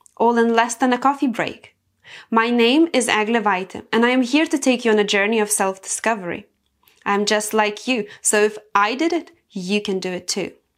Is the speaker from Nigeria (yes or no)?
no; Lithuania; I come from Lithuania, and in Lithuania, we are very closely connected to nature. So I've been cultured that way my whole life.